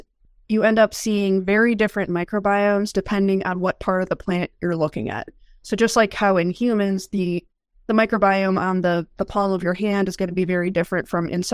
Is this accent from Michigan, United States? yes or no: yes; Michigan, United States; moved away as an adult; also born or lived in North Carolina; now in Kansas, United States; I grew up in Michigan